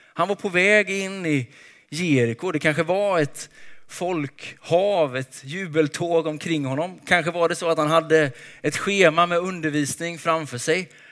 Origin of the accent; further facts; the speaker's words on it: Småland, Sweden; jag är uppväxt i Småland